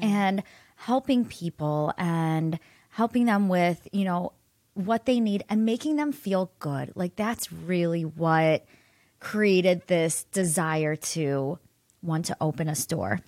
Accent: Solon, Ohio, United States; I grew up in Solon

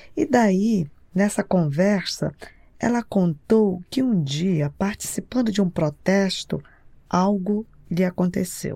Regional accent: Belém, Pará, Brazil; now in Boston, United States; eu sou de Belém do Pará

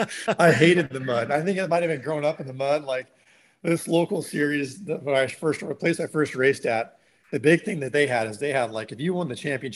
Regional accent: Pacific Northwest, United States; now in California, United States; But, it was interesting growing up in the Northwest. And that was, you know, that was partly why I ended up moving to California later on

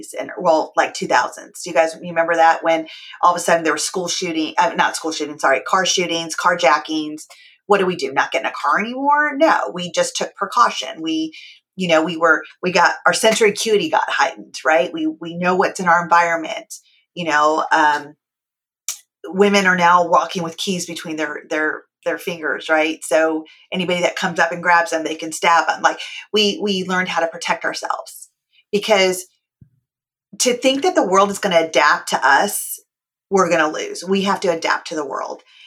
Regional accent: California, United States; I was born and raised in California.

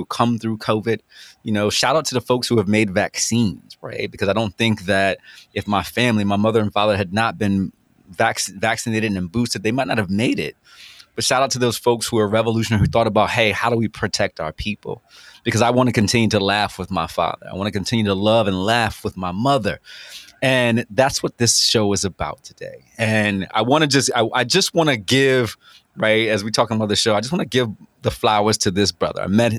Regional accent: Virginia Beach, Virginia, United States; I come from Green Run

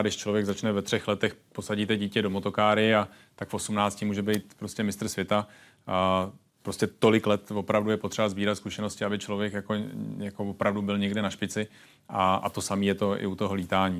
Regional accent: Czechia; jsem tady z Čech

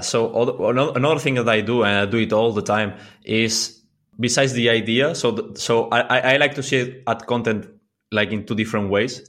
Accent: Mallorca, Balearic Islands, Spain; English is a second language; I'm from Mallorca

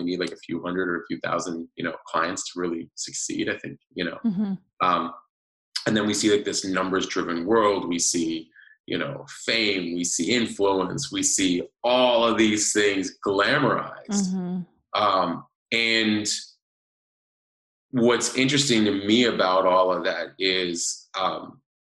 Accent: New York, United States; moved away; I'm originally from New York

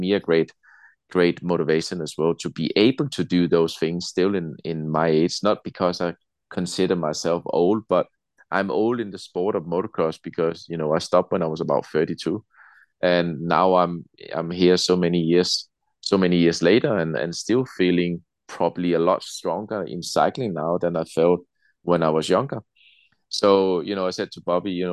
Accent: Denmark; also born or lived in Alicante, Spain; now in Spain; we have Danish Christmas

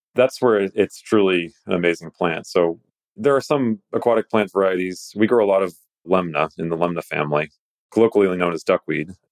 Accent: Greece; I'm a Greek. I was raised on Greek mythology

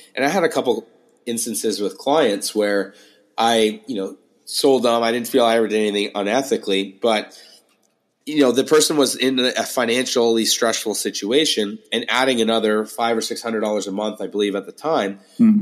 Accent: St. Thomas, Ontario, Canada; now in Toronto, Canada; I'm not from Toronto originally. Uh, I grew up in a town called St. Thomas, about three hours south.

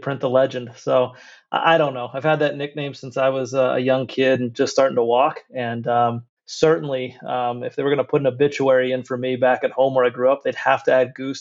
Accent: Norvelt, Pennsylvania, United States; accent: yinzer; I grew up in Western Pennsylvania in a small town called Norvelt, which is close to Greensburg and Latrobe, that area.

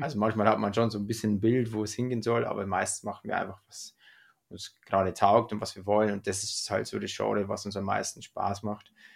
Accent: Freyung, Bavaria, Germany; bei uns in Freiung, in dem Ort, wo wir aufgewachsen sind

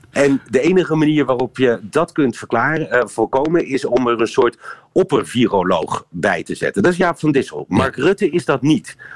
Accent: Netherlands; now in Brussels, Belgium; Ja, en over mijn eigen land.

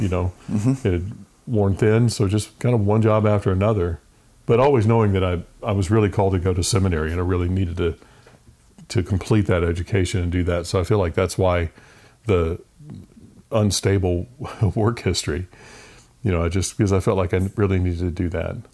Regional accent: Richmond, Virginia, United States; moved away as an adult; also born or lived in Raleigh, North Carolina / Del Rio, Texas; I grew up in Richmond, Virginia. Only child

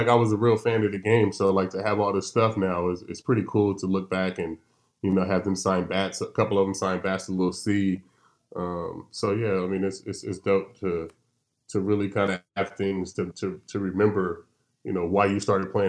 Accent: California, United States; I've always growing up in California, I grew up playing dominoes.

